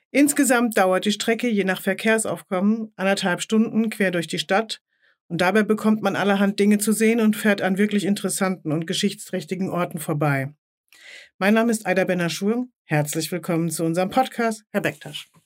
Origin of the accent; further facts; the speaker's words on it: Tunisia; accent: Tunisian Arabic; Also ich spreche zum Beispiel nur tunesischen Dialekt.